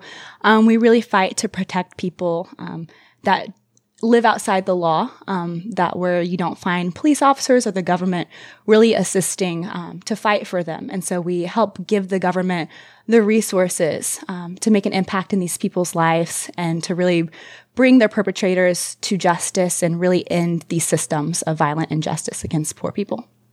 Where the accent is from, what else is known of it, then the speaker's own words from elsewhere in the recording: United States; growing up in America